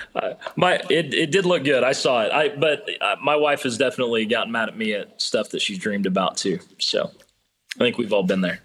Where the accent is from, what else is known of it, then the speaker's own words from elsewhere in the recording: Illinois side of St. Louis, United States; moved away; I'm from the Illinois side of Saint Louis